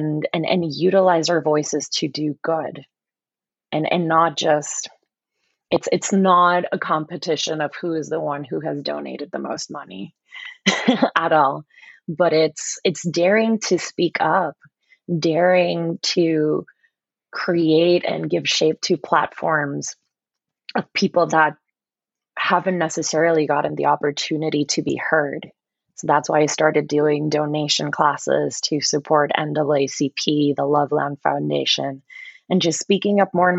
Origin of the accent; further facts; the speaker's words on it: Puerto Rico; accent: Puerto Rican; somebody mentioned how they didn't notice my Puerto Rican accent.